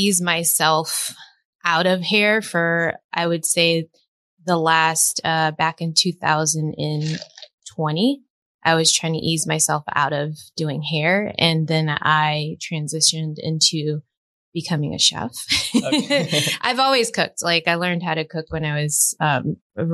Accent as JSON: {"language": "English", "town": "Fort Myers", "region": "Florida", "country": "United States", "moved": "as an adult", "said": "I'm originally from Florida, Fort Myers, Florida, small little town."}